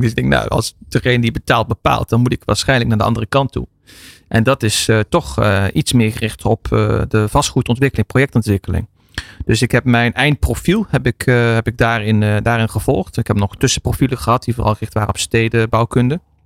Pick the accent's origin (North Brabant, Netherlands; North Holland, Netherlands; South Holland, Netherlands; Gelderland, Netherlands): North Brabant, Netherlands; Soerendonk; also born or lived in Eindhoven / Belgium; ik ben geboren in Eindhoven, opgegroeid onder de rook van Eindhoven Soerendonk